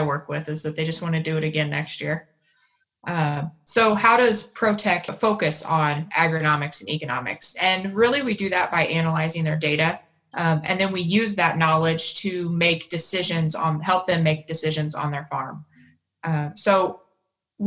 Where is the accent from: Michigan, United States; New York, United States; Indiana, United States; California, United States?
Indiana, United States; Newton County; I grew up on a farm, a corn and soybean farm in Newton County, Indiana